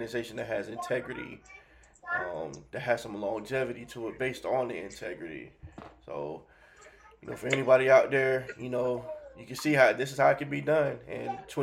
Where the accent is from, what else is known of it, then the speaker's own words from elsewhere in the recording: Miami, Florida, United States; I'm from Miami, so I learned hustling